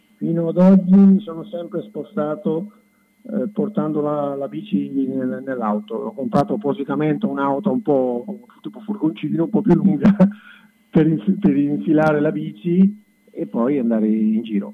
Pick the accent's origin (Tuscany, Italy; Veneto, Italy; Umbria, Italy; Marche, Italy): Marche, Italy; sono marchigiano di Utica